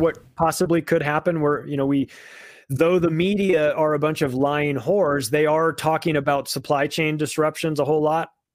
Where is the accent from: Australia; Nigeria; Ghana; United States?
United States; I'm an American